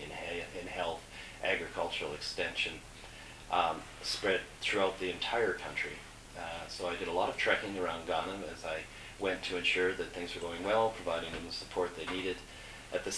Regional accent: Canada; also born or lived in Guyana; being Canadian

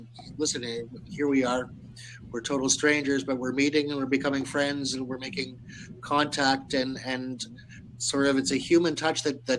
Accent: Toronto, Ontario, Canada; Toronto, Canada.

